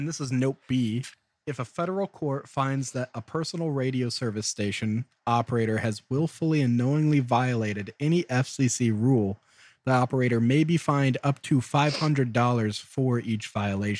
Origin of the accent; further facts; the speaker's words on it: Iowa, United States; moved away; I'm not from Joliet. I'm from Iowa.